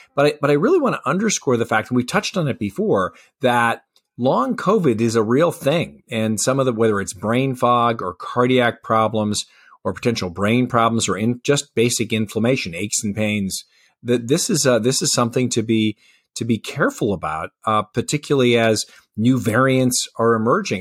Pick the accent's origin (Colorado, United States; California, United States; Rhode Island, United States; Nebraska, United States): Colorado, United States; my home state of Colorado